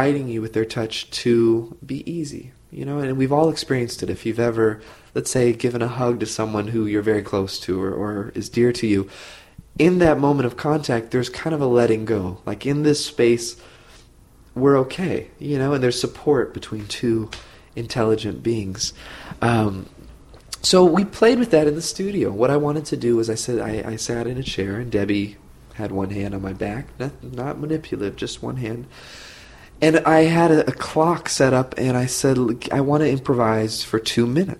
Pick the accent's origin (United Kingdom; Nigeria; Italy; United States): United States; Santa Rosa, California; also born or lived in Tiburon, California; I grew up in Santa Rosa, which is Sonoma County, like wine country